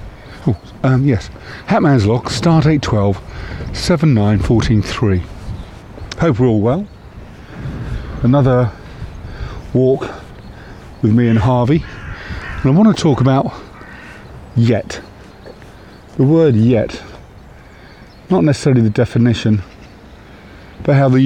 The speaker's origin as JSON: {"language": "English", "town": "Windsor", "region": "South East England", "country": "United Kingdom", "tie": "born or raised there", "also_born_or_lived": "Reading", "said": "when I was a young boy growing up in Windsor. My formative years were spent there. And I lived there, I think, until I was 9, maybe 10 years of age."}